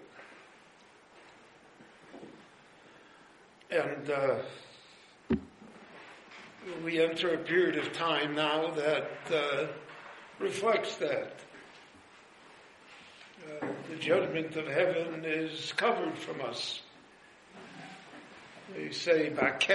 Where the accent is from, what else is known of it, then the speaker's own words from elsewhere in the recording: United States; now in Jerusalem, Israel; I was born in the United States of America